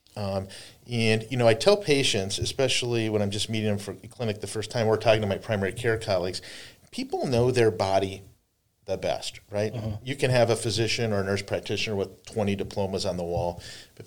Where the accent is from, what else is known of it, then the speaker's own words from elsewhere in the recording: North Dakota, United States; also born or lived in Fargo-Moorhead; now in Buffalo, United States; I grew up in North Dakota